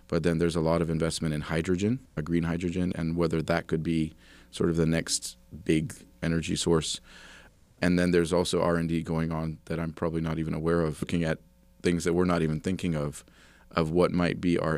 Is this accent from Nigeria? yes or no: yes; Jos, Plateau, Nigeria; I am from Nigeria. I was born in Jos to Dutch, American, Canadian missionary parents.